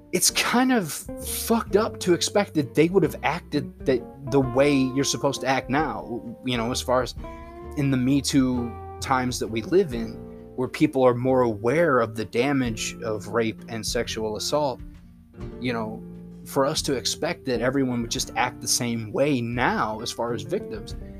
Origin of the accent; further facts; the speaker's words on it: United States; I'm an American